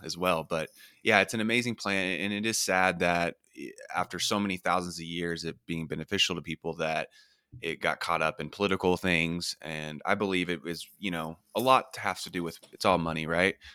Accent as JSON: {"language": "English", "region": "Oklahoma", "country": "United States", "tie": "born or raised there", "said": "I'm from Oklahoma and, um, in the middle of the United States in the Bible Belt"}